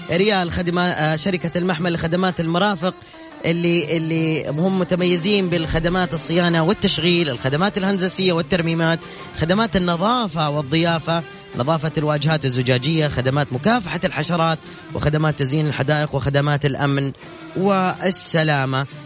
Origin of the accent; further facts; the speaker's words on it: Jeddah, Makkah Province, Saudi Arabia; انا من جده